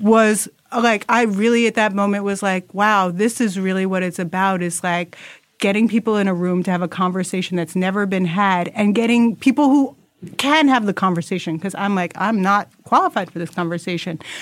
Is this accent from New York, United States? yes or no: yes; New York City, New York, United States; as a New Yorker